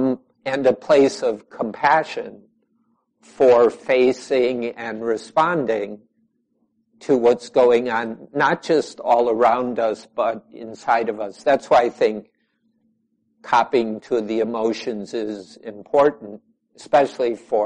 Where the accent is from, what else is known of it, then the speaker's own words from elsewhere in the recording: United States; also born or lived in Chicago; now in Southwest Wisconsin, United States; most of us here are Americans one way or another